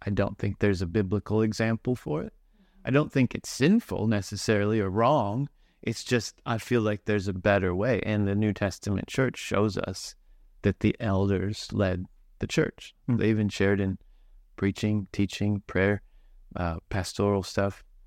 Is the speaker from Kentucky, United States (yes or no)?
yes; Kentucky, United States; born or raised there; moved away as an adult; also born or lived in Christchurch, New Zealand; now in Auckland, New Zealand